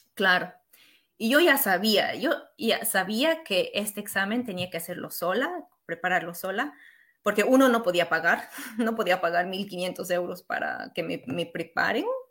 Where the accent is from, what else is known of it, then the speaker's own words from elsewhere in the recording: Bolivia; also born or lived in Lille, France; now in France; yo era latina o boliviana